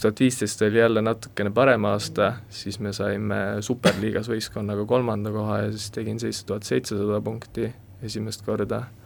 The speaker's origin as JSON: {"language": "Estonian", "town": "Kolga", "region": "Harju County", "country": "Estonia", "tie": "born or raised there", "also_born_or_lived": "Loksa", "said": "Kolgakülast olen pärit ja Loksa gümnaasiumis siis äh, koolis käinud äh, kaksteist aastat"}